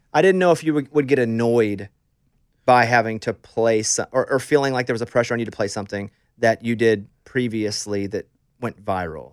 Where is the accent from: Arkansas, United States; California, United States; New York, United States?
Arkansas, United States; I'm from Arkansas